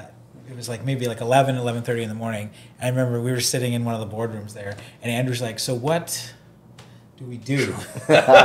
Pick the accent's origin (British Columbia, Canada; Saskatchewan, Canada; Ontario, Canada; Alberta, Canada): Ontario, Canada; Oakville; growing up in Oakville, like, there's lots of big real estate agents